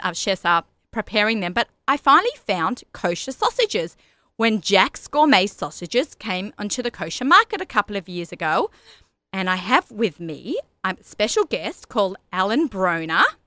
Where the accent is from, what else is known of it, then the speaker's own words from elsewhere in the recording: Sydney, New South Wales, Australia; accent: Australian; moved away as an adult; also born or lived in Lower East Side, New York; now in Woodmere, United States; I grew up in Australia